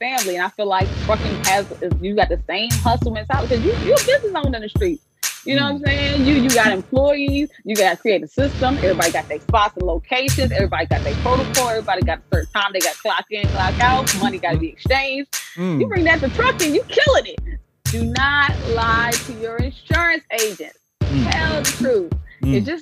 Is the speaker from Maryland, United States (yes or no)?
yes; Prince George's County, Maryland, United States; moved away; also born or lived in Atlanta; I'm from PG County, Maryland